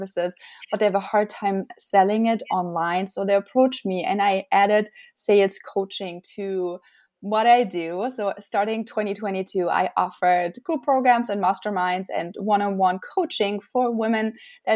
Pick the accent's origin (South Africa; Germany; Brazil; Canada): Germany; moved away as an adult; now in United States; I'm originally from Germany, and I came to the United States in 2010